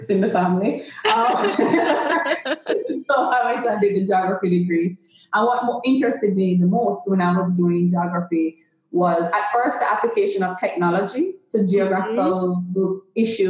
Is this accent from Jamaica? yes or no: yes; Jamaica; moved away as an adult; also born or lived in London, England; they made a decision when I was about 2 years old that they wanted me to go to school in Jamaica